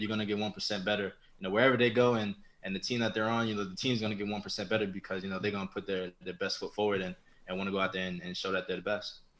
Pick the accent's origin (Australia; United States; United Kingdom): United States; New York; I was from New York.